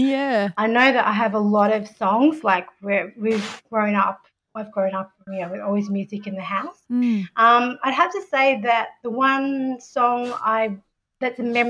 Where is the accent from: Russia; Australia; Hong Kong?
Australia; New South Wales; I'm from New South Wales.